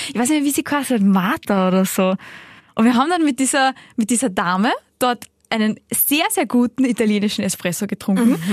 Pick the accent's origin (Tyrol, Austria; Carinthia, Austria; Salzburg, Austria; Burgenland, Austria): Salzburg, Austria; now in Vienna, Austria; ich komme aus Salzburg, ich wohne in Wien.